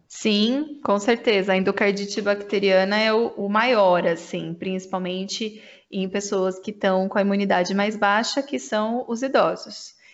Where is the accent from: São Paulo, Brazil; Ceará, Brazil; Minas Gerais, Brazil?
São Paulo, Brazil; Santa Bárbara d'Oeste; eu sou de Santa Bárbara do Oeste